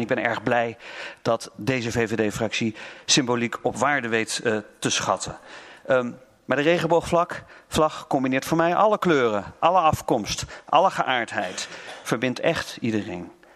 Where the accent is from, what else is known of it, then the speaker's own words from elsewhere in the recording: North Brabant, Netherlands; ik ben een Brabander